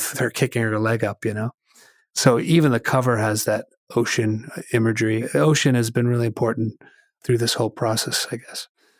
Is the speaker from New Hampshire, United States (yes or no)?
yes; Hollis, New Hampshire, United States; I grew up in Hollis, New Hampshire, so it took about an hour to get to the ocean.